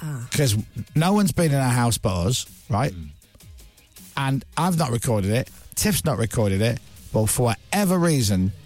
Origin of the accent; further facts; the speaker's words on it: Leeds, Yorkshire and the Humber, United Kingdom; accent: Leeds; my Leeds accent